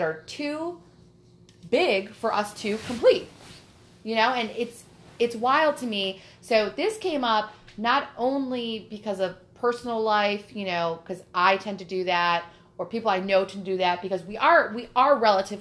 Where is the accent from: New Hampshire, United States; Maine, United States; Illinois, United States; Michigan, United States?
Michigan, United States; we are from Michigan